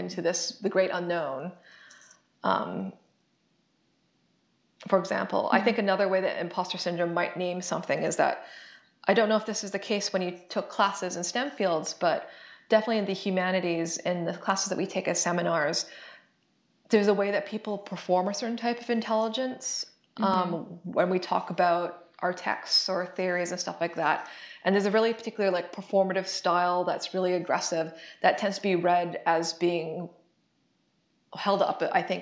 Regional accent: Canada; moved away as an adult; I'm Canadian, and I did all my previous education in Canada

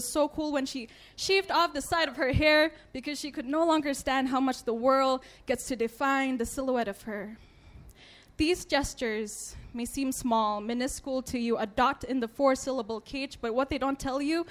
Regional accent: Thailand; When you're a girl growing up in Thailand

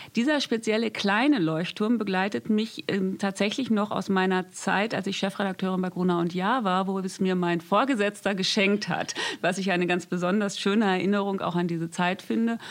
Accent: North Rhine-Westphalia, Germany; Ich komme aus Ostwestfalen. Ich bin ein Kind vom Land. Das heißt, ich bin auch mit Natur aufgewachsen

